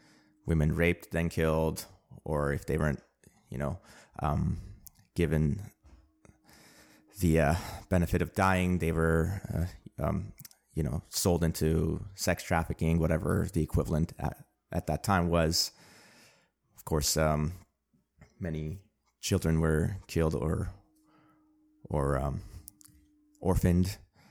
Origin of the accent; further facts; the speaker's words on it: Armenia; born there; English is a second language; Armenian. I was born in a nation state of Armenia Actually, I was not born in a nation state of Armenia. I was born in the Soviet Union. I was born in the Armenian Republic of the Soviet Union.